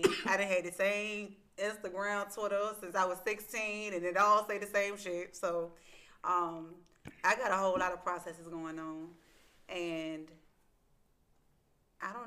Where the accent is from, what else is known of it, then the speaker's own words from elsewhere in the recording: Richmond, Virginia, United States; I'm from South Richmond